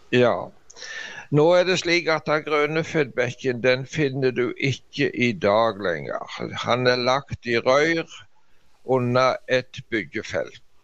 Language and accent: Norwegian; Norway; hjemme i Dubland